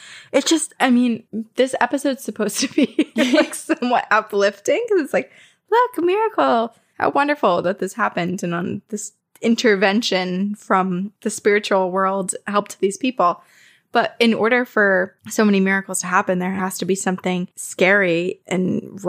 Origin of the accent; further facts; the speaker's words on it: Sedona, Arizona, United States; also born or lived in Texas; I was born in Texas, but spent most of my childhood in Sedona, Arizona, and then in a small town near the Painted Desert.